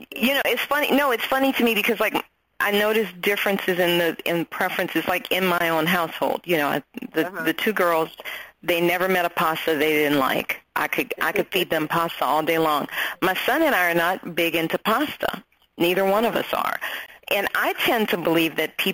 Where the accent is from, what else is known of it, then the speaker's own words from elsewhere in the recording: New Orleans, Louisiana, United States; moved away as an adult; now in Atlanta, United States; I'm originally from New Orleans.